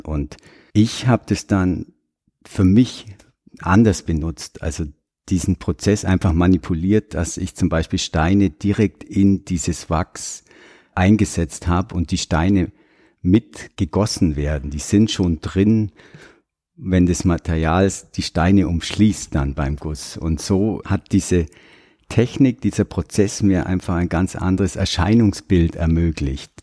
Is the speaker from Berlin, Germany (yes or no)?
no; Sonthofen, Bavaria, Germany; moved away as an adult; also born or lived in Oberammergau; now in New Zealand; ich bin im Allgäu groß geworden, in Sonthofen